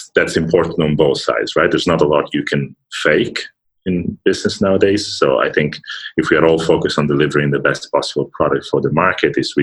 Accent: Milan, Lombardy, Italy; moved away as an adult; also born or lived in United Kingdom; I'm Italian, first of all. I was born and raised in Milan, lived there for most of my life

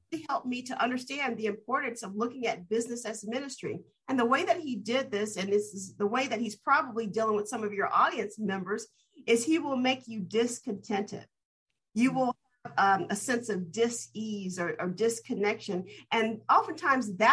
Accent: Dayton, Ohio, United States; moved away as an adult; also born or lived in Berkeley, California; my hometown of Dayton, Ohio, and growing up in my uncle's church

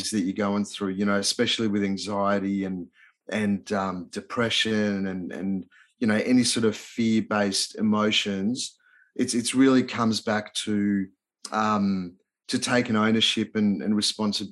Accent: Melbourne, Victoria, Australia; accent: Australian; English is a second language; also born or lived in Budapest, Hungary / Los Angeles, United States; I moved to Melbourne, Australia with mum and dad when I was like 8 and didn't know a word of English

